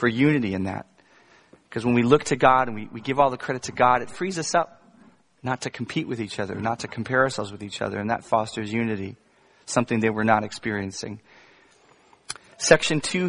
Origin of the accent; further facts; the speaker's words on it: Virginia, United States; I grew up in Virginia